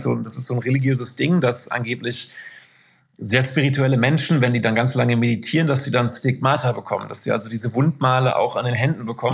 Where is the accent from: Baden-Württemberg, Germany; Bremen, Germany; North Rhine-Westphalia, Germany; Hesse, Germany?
North Rhine-Westphalia, Germany; Isselburg; moved away as an adult; also born or lived in Moers / Duisburg / Haldern / Amsterdam; aufgewachsen bin ich in Anholt. Das ist ein mhm. Stadtteil von Isselburg